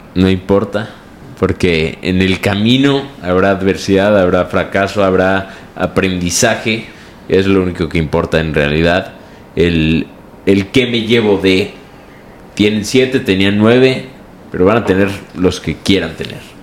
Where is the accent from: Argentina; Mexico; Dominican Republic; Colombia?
Mexico; aunque soy mexicano